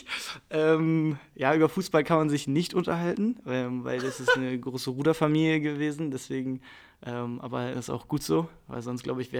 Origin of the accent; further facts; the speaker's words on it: North Germany, Germany; oben bei uns in Norddeutschland wäre es dann, glaube ich, einfacher zu verstehen.